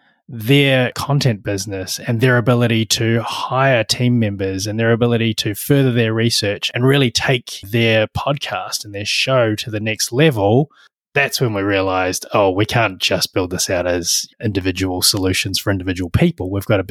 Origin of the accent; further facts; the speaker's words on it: Dunedin, Otago, New Zealand; I grew up in Dunedin, which is actually, you know, when most people visit New Zealand, they don't get as far as Dunedin, but Dunedin is the southernmost major city in New Zealand.